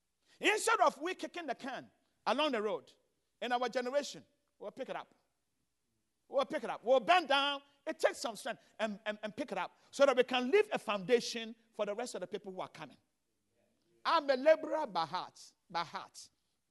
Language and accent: English; Ghana; moved away as an adult; also born or lived in Chicago; now in United States; I came from Ghana.